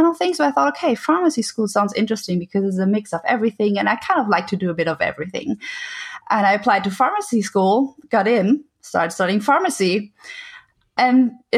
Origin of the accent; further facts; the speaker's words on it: Germany; English is a second language; moved away as an adult; I am German